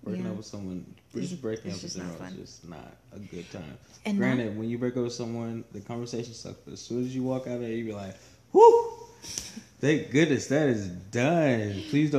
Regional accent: United States; moved away; There's a lot of people I grew up with in Washington

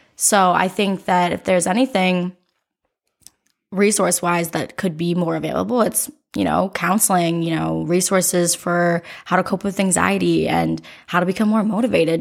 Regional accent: Oregon, Ohio, United States; I was born in Oregon, Ohio

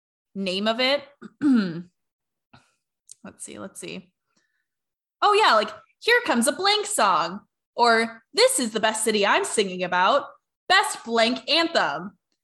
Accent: Washington, United States; And so I happen to be from Washington State.

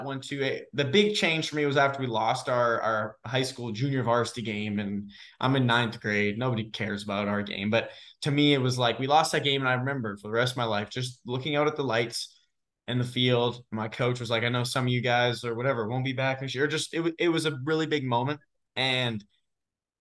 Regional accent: Kelowna, British Columbia, Canada; now in United States; I'm originally from Kelowna, British Columbia, Canada.

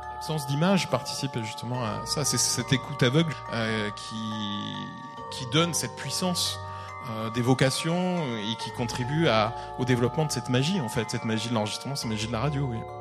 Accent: France; chez nous en France

